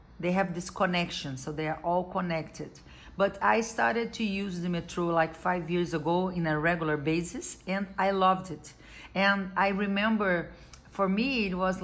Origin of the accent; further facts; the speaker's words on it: Rio de Janeiro, Brazil; I'm a carioca da Gema, born and raised in Rio de Janeiro.